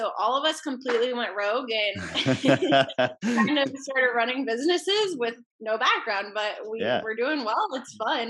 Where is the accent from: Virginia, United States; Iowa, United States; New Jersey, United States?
Iowa, United States; Indianola; I grew up in Indianola.